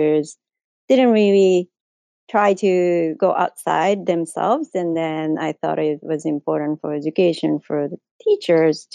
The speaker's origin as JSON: {"language": "English", "country": "Japan", "tie": "born or raised there", "second_language": "English", "moved": "as an adult", "said": "I am originally from Japan. I was born and grew up there"}